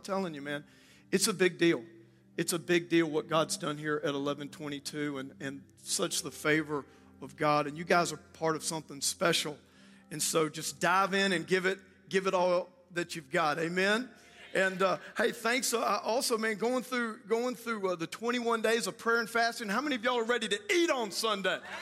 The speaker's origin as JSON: {"language": "English", "region": "South Louisiana", "country": "United States", "tie": "born or raised there", "also_born_or_lived": "New Orleans", "said": "I actually was, uh, born in New Orleans. I grew up in South Louisiana in Cajun land"}